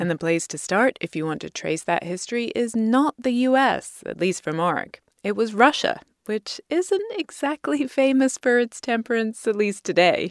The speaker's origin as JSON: {"language": "English", "country": "United Kingdom", "moved": "yes", "lives_now": "United States", "said": "as a Brit"}